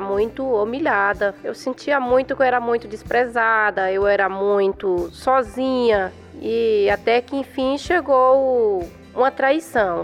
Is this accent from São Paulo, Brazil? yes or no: yes; São Paulo, Brazil; sou da Zona Leste de São Paulo